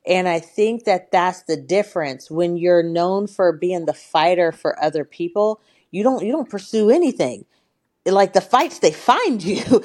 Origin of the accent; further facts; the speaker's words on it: Portland, Oregon, United States; I grew up in Northeast Portland in the eighties, Portland, Oregon